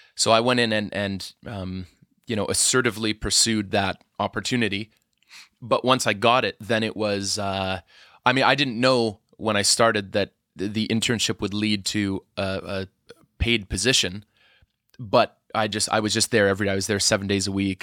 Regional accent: Edmonton, Alberta, Canada; moved away; I'm from Edmonton originally

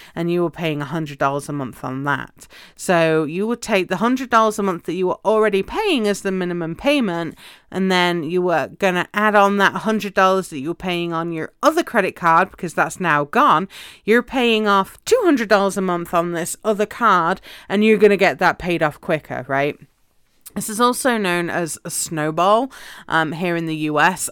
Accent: United Kingdom; moved away as an adult; now in United States; where I lived in the U K, when I was a, um, at university in one city and then I would travel home because I had a job in my hometown

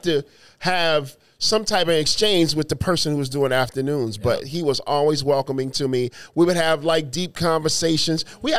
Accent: Phoenix, Arizona, United States; when I came from Phoenix, not knowing this city, not knowing who I, you know, what I was going to do or what was going to happen.

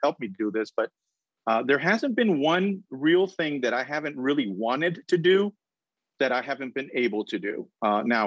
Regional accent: Colombia; moved away as an adult; also born or lived in Boston / Indiana; now in Florida, United States; I'm originally from South America, from Colombia

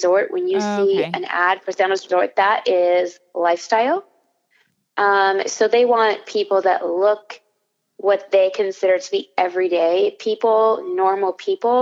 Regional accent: Wyoming, United States; also born or lived in Florida; now in Orlando, United States; I'm from Wyoming, so that would be West.

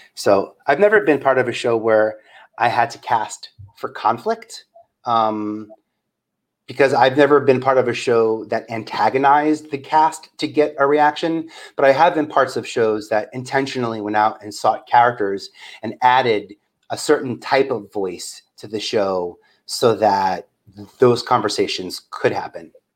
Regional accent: New York City, New York, United States; I'm from Staten Island

